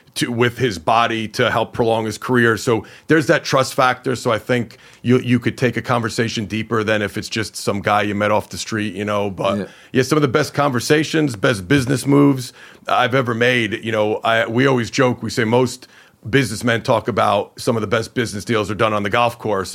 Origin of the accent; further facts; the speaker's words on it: Hawthorne, New Jersey, United States; I grew up in Hawthorne, New Jersey